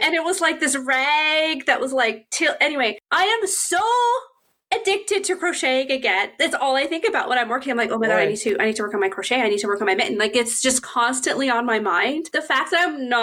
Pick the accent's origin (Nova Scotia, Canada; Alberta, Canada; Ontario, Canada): Nova Scotia, Canada; Halifax; where am I from? And I say, Halifax